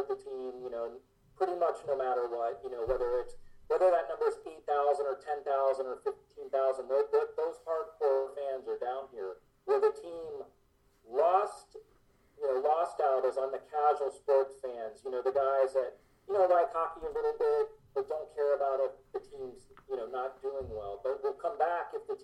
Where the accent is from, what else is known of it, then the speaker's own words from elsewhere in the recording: Miami, Florida, United States; also born or lived in Birmingham, Alabama; I was actually born down here. I was born in Miami, and for a couple of years in the late 70s, I lived in Birmingham when the WHA was around.